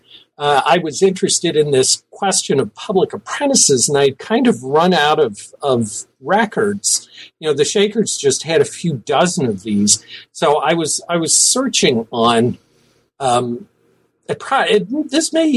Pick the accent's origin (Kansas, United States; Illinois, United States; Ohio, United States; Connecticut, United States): Ohio, United States; Cincinnati; I was born in Cincinnati, Ohio. My father was a mailman. He really was interested in local history and made sure we went to see things around Cincinnati